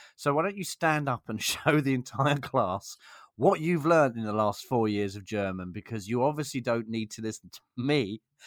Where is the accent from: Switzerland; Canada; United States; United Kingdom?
United Kingdom; England; I'm English